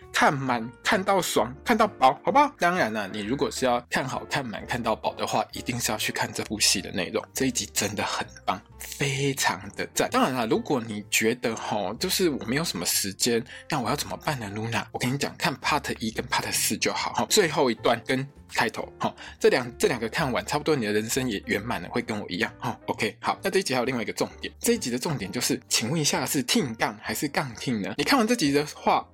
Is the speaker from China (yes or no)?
no; Taiwan; 身为台湾人的我们